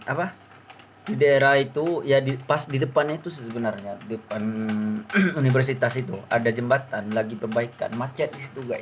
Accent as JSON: {"language": "Indonesian", "region": "Riau", "country": "Indonesia", "said": "soalnya dia saya dari Riau ya kurang kurang kurang kurang paham lah bahasa Jawa"}